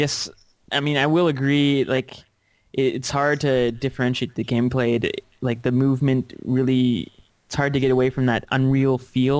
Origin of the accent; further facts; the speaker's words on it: Canada; What does it matter if we're Canadian?